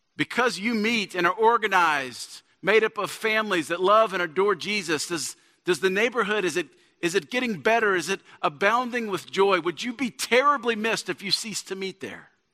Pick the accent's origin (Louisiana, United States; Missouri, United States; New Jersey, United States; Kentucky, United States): Louisiana, United States; Shreveport; also born or lived in Dallas; I'm from, I'm from Shreveport